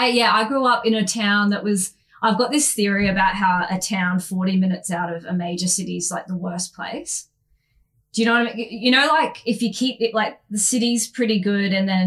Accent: Queensland, Australia; I actually grew up in Queensland. I'm a Queensland girl, which you can probably tell from my voice and general demeanor.

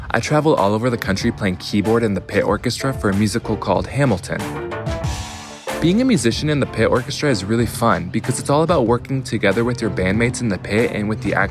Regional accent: Senegal; I'm from Africa, Senegal.

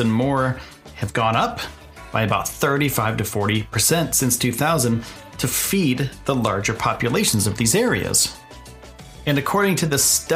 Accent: eastern United States, East Coast, United States; I'm from the United States. I'm from the eastern side of the United States

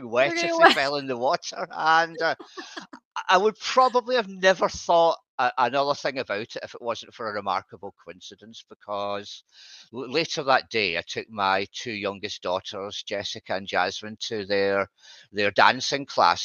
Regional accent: Scotland, United Kingdom; now in Southport, United Kingdom; I'm from Scotland originally

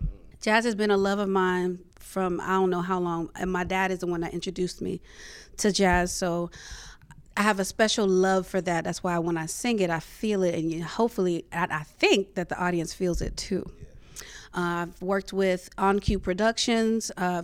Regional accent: Brooklyn, New York, United States; born there; also born or lived in Charlotte, North Carolina; So I was born in Brooklyn, New York, and to immigrant parents. So my parents came from Liberia, West Africa. So I'm first generation American.

